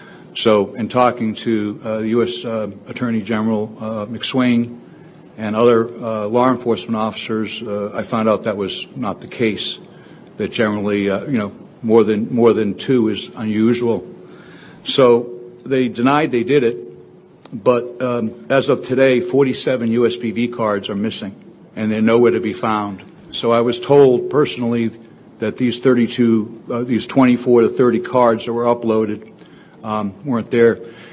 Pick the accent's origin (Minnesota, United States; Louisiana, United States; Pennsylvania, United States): Pennsylvania, United States; I'm from Delaware County.